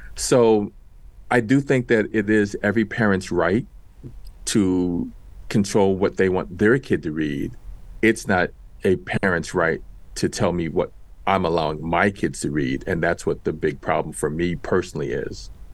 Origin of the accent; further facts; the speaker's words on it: New York City, New York, United States; I grew up in Washington Heights in New York City.